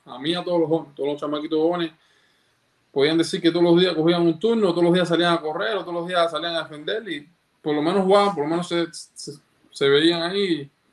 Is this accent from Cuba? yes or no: yes; Cuba; desde chiquitico, en, la época que yo nací, en Cuba todavía